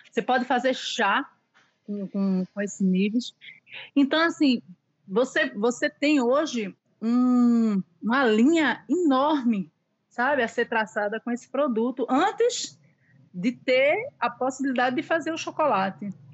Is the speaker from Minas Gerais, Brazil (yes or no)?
no; Recife, Pernambuco, Brazil; moved away as an adult; now in Ilhéus, Brazil; eu sou de Recife, lá eu tive um buffet